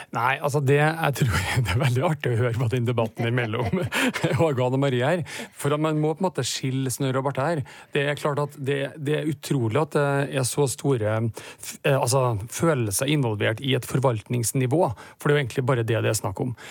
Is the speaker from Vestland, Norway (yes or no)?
no; Trøndelag, Norway; vi er trøndere, og vi er stolt av å være det